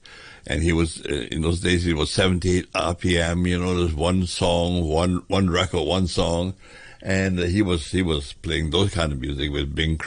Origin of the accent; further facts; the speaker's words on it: Hong Kong; I was born in Hong Kong, in Wan Chai Road, which I remember exactly the number 100